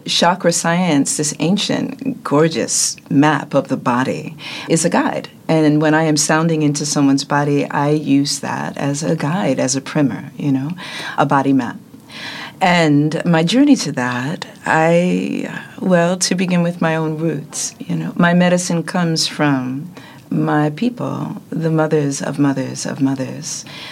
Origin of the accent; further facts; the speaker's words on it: New York City, New York, United States; I'm from Brooklyn